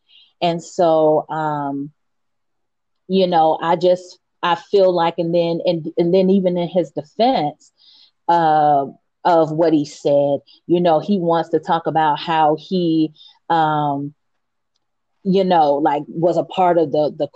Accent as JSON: {"language": "English", "country": "United States", "tie": "born or raised there", "said": "I was born in America. I have been here all my life"}